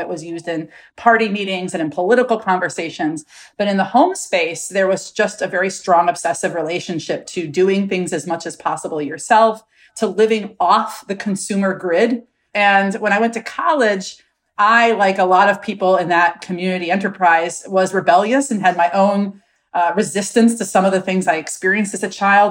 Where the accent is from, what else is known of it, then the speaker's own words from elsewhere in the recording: Milwaukee, Wisconsin, United States; I was raised in Milwaukee, Wisconsin